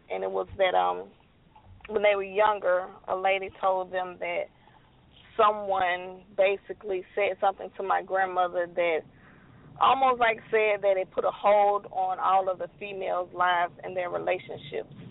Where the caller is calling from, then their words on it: Mobile, Alabama, United States; I'm calling from Mobile, Alabama.